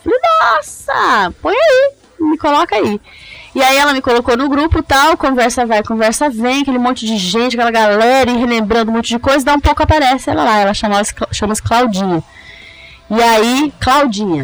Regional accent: Brazil; also born or lived in Italy; Como brasileiro

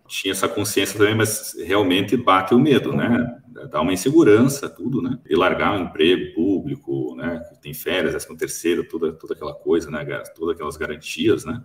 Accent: Curitiba, Paraná, Brazil; born or raised there; moved away as an adult; now in Toledo, Brazil

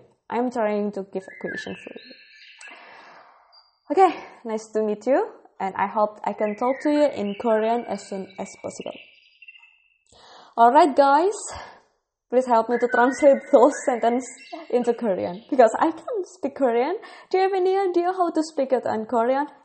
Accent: Indonesia; English is a second language; also born or lived in Bogor, West Java; I am from Indonesia. I live in Bogor, West Java.

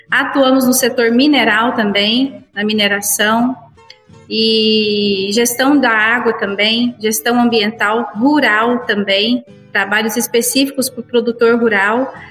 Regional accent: Cachoeira Alta, Goiás, Brazil; Sim, somos aqui de Cachoeira Alta.

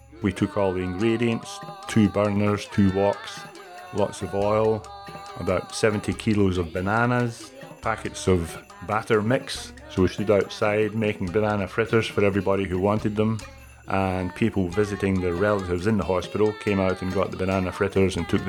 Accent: Scotland, United Kingdom; moved away as an adult; also born or lived in Canada; now in Australia; I'm from Scotland. I was there until I was 24 years old, and then went to Canada.

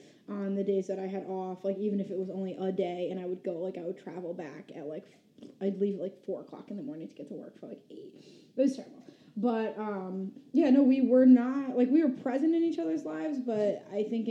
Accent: Albany, New York, United States; We're from Albany, New York.

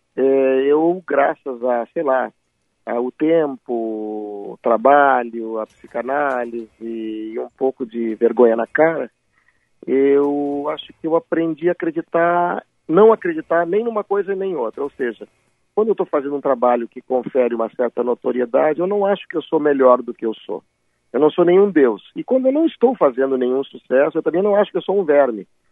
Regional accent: Porto Alegre, Rio Grande do Sul, Brazil; moved away as an adult; also born or lived in São Paulo; now in Rio de Janeiro, Brazil; eu já moro mais tempo no Rio de Janeiro do que os primeiros 25 anos da minha vida que eu morei em Porto Alegre

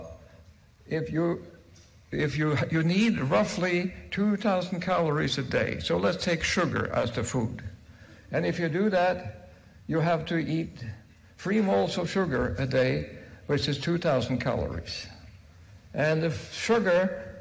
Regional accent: Norway; I'm from Norway

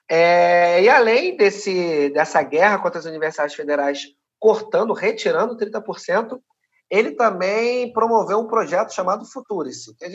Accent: Rio de Janeiro, Brazil; Sou cria aqui, né? Tô falando de, um, de uma favela aqui do Rio de Janeiro chamada Maré.

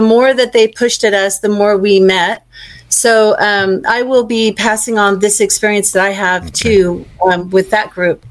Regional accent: Victoria, Australia; also born or lived in Bendigo, Australia; now in United States; I was born in Australia in Victoria

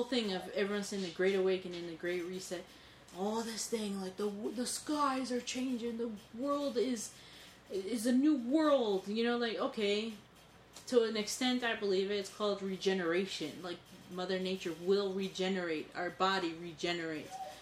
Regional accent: New York, United States; I was born and raised in New York

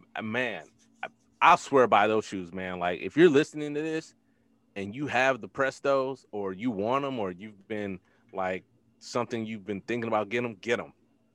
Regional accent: Detroit, Michigan, United States; because I'm from Detroit

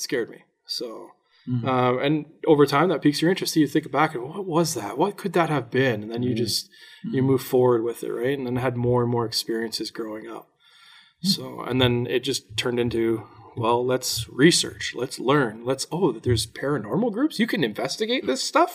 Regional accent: Durham Region, Ontario, Canada; we're from the Durham region. Oshawa, Whippy, Ajax, that area on the other side of Toronto.

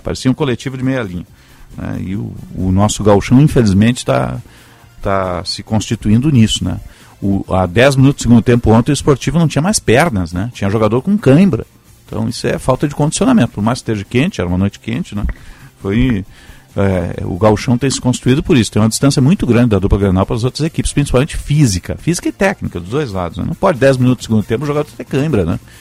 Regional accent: Rio Grande, Rio Grande do Sul, Brazil; eu nasci em Rio Grande

